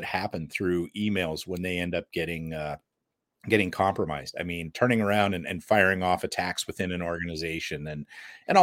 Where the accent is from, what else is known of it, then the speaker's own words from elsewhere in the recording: United States; I'm American